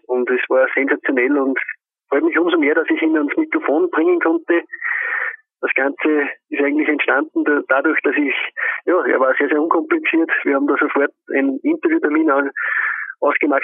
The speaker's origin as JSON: {"language": "German", "country": "Austria", "said": "es gibt da bei uns in Österreich einen Mobilfunkanbieter"}